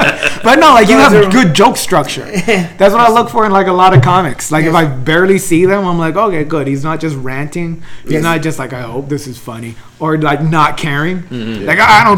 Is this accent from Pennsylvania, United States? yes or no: no; El Monte, California, United States; I grew up in Almonte. You sure? Almonte, California.